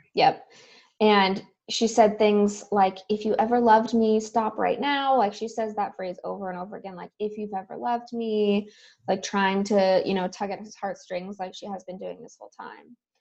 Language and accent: English; Southern California, United States; I grew up in Southern California